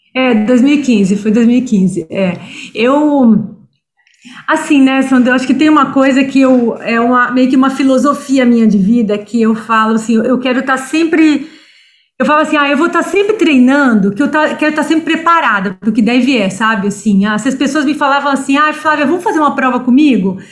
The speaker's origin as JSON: {"language": "Portuguese", "region": "Espírito Santo", "country": "Brazil", "moved": "as an adult", "lives_now": "São Paulo, Brazil", "said": "eu sou capixaba, né? A, a, a, minha família toda mora lá, né? Pai, mãe, irmãos. Mas eu já estou em São Paulo há 25 anos."}